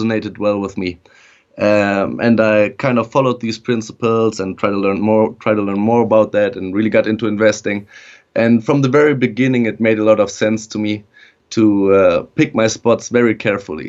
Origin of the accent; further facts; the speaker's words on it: Germany; moved away as an adult; also born or lived in Netherlands / Beijing, China / Vienna, Austria; now in United States; I was actually born and raised in Germany, lived there for the first 19 years of my life